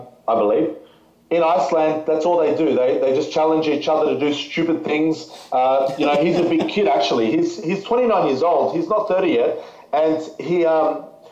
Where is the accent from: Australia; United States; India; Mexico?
Australia; we're from Australia